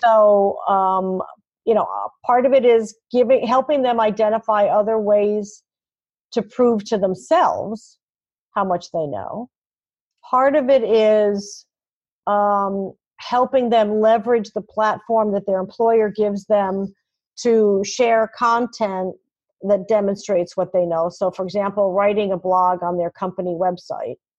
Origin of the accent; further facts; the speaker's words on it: New York City, New York, United States; moved away; also born or lived in Fargo; I'm born and raised in New York City